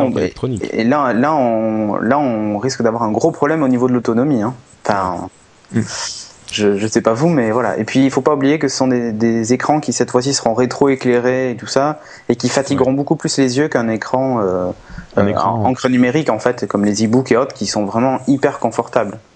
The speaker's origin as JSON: {"language": "French", "town": "Bordeaux", "region": "Nouvelle-Aquitaine", "country": "France", "said": "Moi je suis de Bordeaux"}